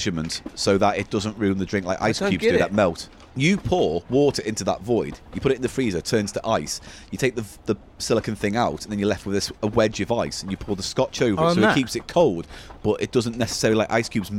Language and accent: English; United Kingdom; because I'm British